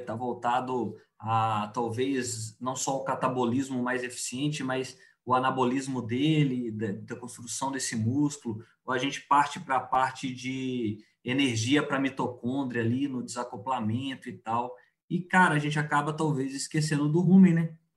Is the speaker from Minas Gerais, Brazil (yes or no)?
yes; southern Minas Gerais, Brazil; moved away as an adult; now in Cuiabá, Brazil; Eu sou é, mineiro do sul de Minas, né? Hoje estou aqui em Cuiabá fazendo é, meu doutorado